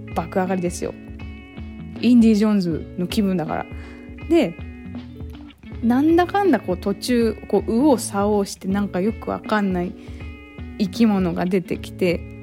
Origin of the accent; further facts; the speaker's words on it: Kurume, Fukuoka, Japan; moved away as an adult; now in Tokyo, Japan; 私は久留米市っていうとこ出身なんですけど